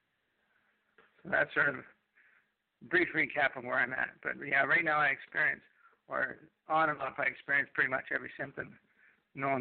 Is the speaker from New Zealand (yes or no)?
no; Canada; also born or lived in Manitoulin Island, Ontario; I'm a Canadian